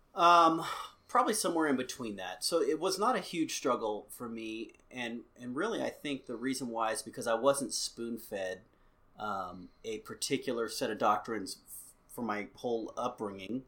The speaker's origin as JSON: {"language": "English", "country": "United States", "also_born_or_lived": "Albuquerque", "said": "I'm an American"}